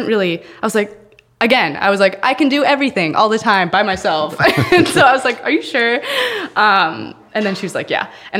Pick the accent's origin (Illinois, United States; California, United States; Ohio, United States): Ohio, United States; Cincinnati; So I grew up in Cincinnati. I was born and raised in Cincinnati.